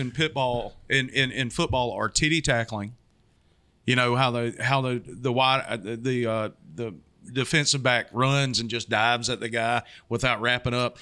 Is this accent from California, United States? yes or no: no; Georgia, United States; now in Florida, United States; I grew up in Georgia